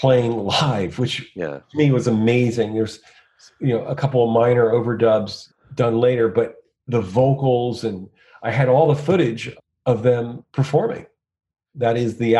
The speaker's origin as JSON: {"language": "English", "town": "Point Pleasant", "region": "New Jersey", "country": "United States", "tie": "born or raised there", "said": "growing up in Point Pleasant"}